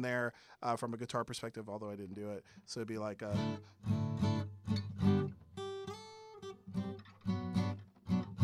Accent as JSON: {"language": "English", "town": "San Antonio", "region": "Texas", "country": "United States", "tie": "born or raised there", "moved": "yes", "said": "my hometown of San Antonio, Texas"}